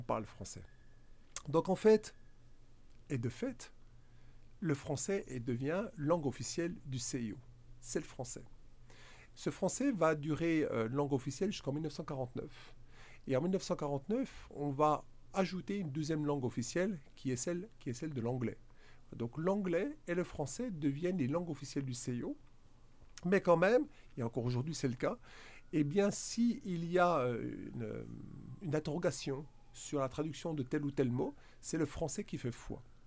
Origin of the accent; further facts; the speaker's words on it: Bourgogne-Franche-Comté, France; accent: franc-comtois; Vous l'avez peut-être reconnu par mon accent, hein, franc-comtois. Hein. Je ne suis pas belge, je suis bien franc-comtois.